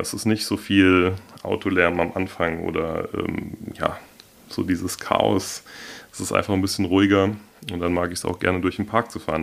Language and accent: German; Hornbach, Hesse, Germany; now in Darmstadt, Germany; aufgewachsen bin ich hier im Odenwald ähm, in Hornbach